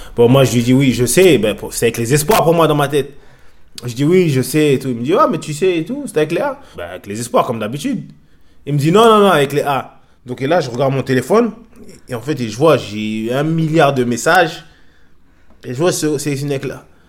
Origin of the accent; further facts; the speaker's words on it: France; moved away as an adult; also born or lived in England; je suis français